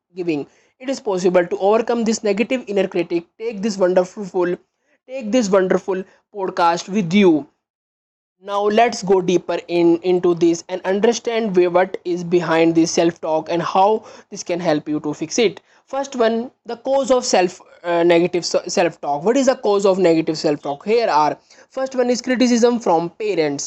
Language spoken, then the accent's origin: English; India; I am from India.